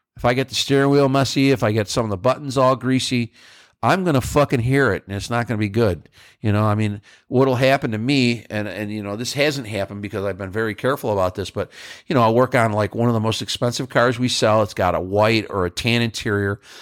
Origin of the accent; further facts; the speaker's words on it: Northeast, United States; I'm from the Northeast